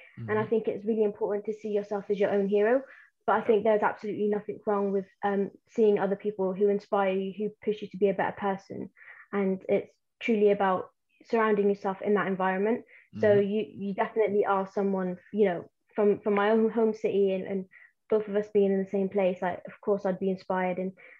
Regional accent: Plymouth, South West England, United Kingdom; English is a second language; also born or lived in Yemen; I'm from Plymouth

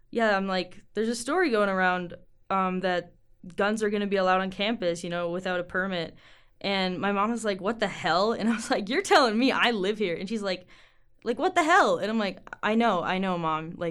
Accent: Minnesota, United States; now in Missoula, United States; Yeah, so um, you know, I'm originally from Minnesota, just outside the Twin Cities, and honestly, I came to school here because I'd never seen mountains

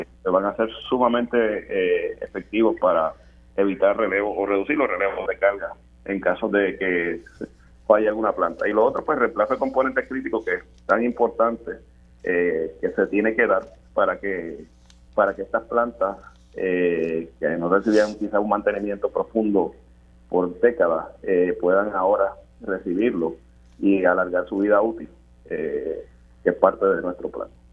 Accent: Puerto Rico; Más del 99% de nuestra plantilla laboral somos boricuas

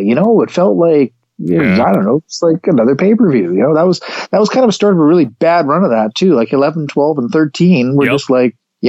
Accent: Canada; I'm from Canada.

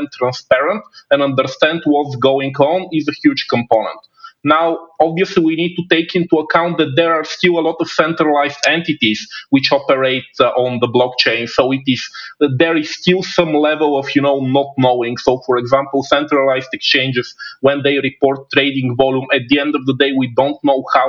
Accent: Bulgaria; also born or lived in China; my home country of Bulgaria

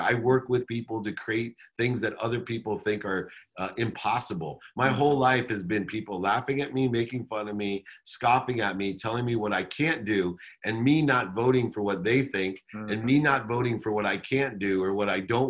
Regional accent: Southern California, United States; also born or lived in Akron, Ohio / Los Angeles; grew up in Akron, Ohio till I was 9, moved to Southern California, went to college in Los Angeles.

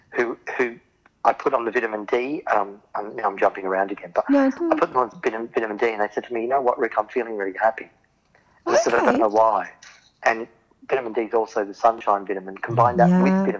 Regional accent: Australia; I'm from Oz

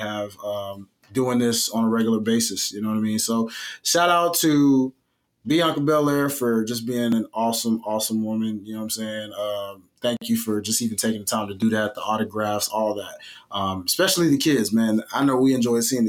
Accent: Memphis, Tennessee, United States; as a native of the state of Tennessee, I just want to make this very publicly known that I am from Memphis

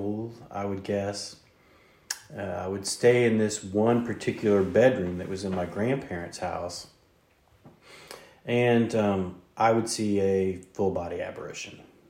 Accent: the South, United States; me saying y'all, you probably figured out we're from the South

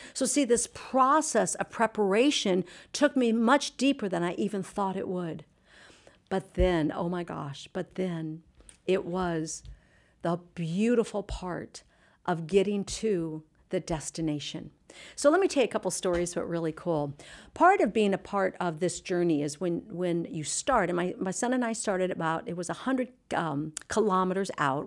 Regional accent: Anaheim, California, United States; I'm from Orange County, California

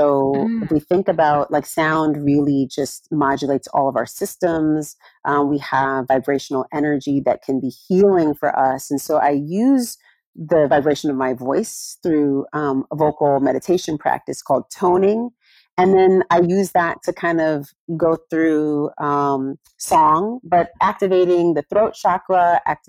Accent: California, United States; I grew up in California

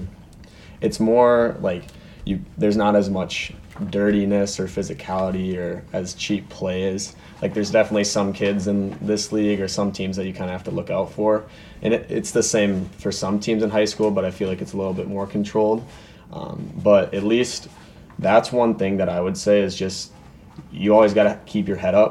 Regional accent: Andover, Minnesota, United States; I grew up in Andover my whole life.

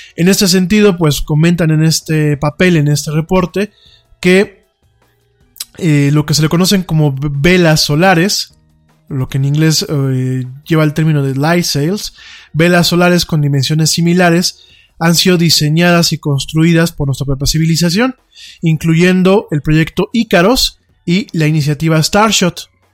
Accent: Mexico

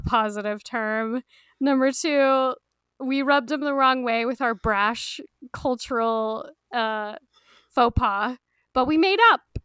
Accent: United States; we Americans, we're not so obsessed with soccer

